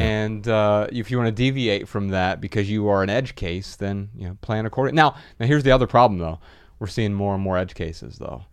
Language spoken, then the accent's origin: English; Dayton, Ohio, United States; moved away; we're from Dayton, Ohio.